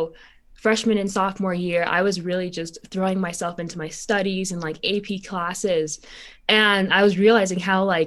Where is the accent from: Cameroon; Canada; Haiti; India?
Haiti; born or raised there; now in United States